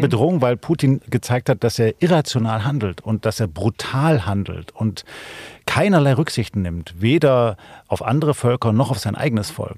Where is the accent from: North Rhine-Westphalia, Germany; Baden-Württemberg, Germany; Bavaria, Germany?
Baden-Württemberg, Germany; Ich bin aufgewachsen in Baden-Württemberg